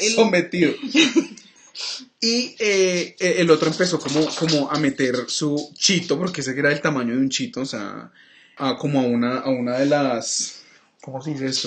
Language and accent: Spanish; Cali, Valle del Cauca, Colombia; los tres éramos de Cali, somos de Cali